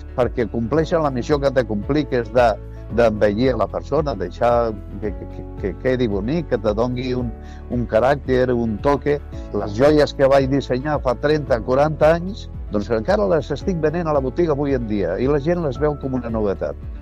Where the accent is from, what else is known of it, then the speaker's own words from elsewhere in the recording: Tarragona, Catalonia, Spain; also born or lived in Altafulla; soc de Tarragona, soc nascut a 1950 a la plaça del Paiol